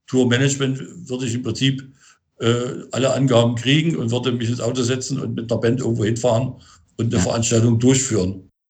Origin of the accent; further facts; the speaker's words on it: Berlin, Germany; Ja, ich bin gerade in Potsdam. Das hat, hat ein bisschen was mit der Corona-Situation zu tun. Eigentlich bin ich ja Berliner.